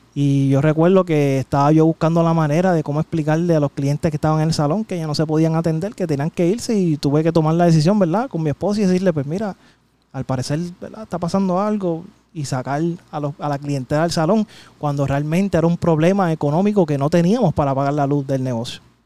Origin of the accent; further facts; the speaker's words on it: San Juan, Puerto Rico; yo soy de Llorentorre